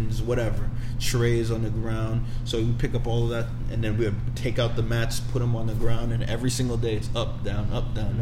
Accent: New York City, New York, United States; I was born in Brooklyn, born and raised in Brooklyn

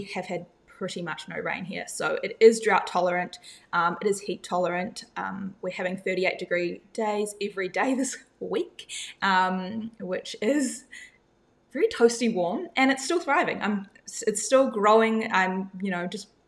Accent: Whangarei, Northland, New Zealand; moved away as an adult; now in Perth, Australia; I come from a small town about 3 hours north of Auckland, which is called Whangarei. I grew up there for the first 18 years of my life

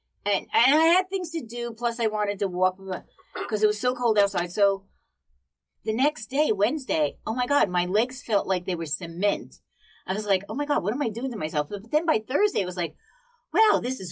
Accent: Jersey City, New Jersey, United States; I come from Jersey City. I hail from Jersey City. I'm an Irishman from Jersey City. 33rd Street all the way

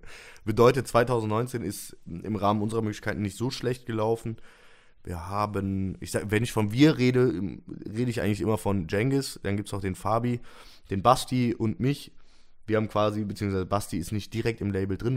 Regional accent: Cologne, North Rhine-Westphalia, Germany; als Kölner

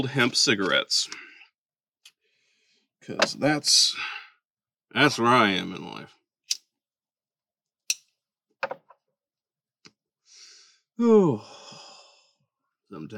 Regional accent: Bakersfield, California, United States; now in Texas, United States; My wife and I, we're from Bakersfield, California

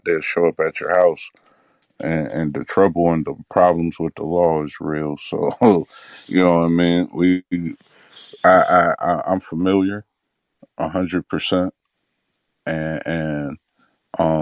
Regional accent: Illinois, United States; I'm from Illinois

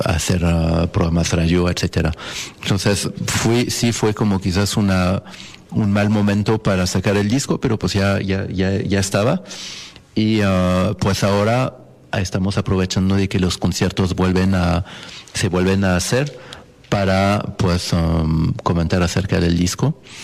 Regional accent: Paris, Île-de-France, France; Spanish is a second language; moved away as an adult; now in Mexico; Yo nací en, ah, en París, Francia, y allá como allá estudié.

